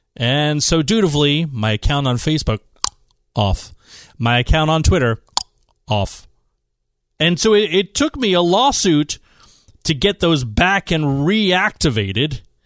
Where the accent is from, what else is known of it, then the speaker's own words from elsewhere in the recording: East Bay, San Francisco Bay Area, California, United States; moved away as an adult; also born or lived in Washington, D.C. / Utah; now in San Diego, United States; I grew up in the East Bay in San Francisco